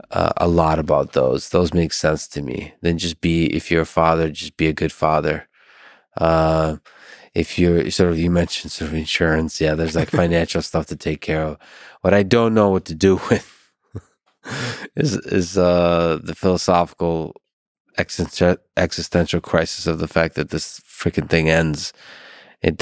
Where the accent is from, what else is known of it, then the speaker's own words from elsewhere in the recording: Philadelphia, Pennsylvania, United States; I'm from Philadelphia. So yeah.